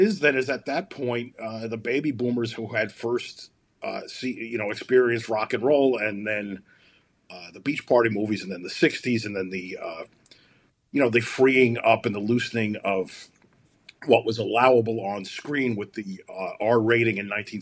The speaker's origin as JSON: {"language": "English", "town": "New York City", "region": "New York", "country": "United States", "moved": "as an adult", "lives_now": "Chicago, United States", "said": "New York, where I'm from. I'm from Brooklyn. I've lived in Chicago since 2003"}